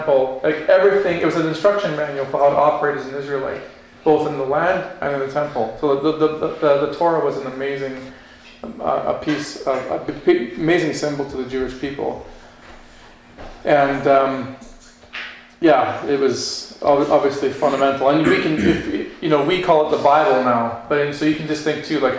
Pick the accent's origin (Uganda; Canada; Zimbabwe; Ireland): Canada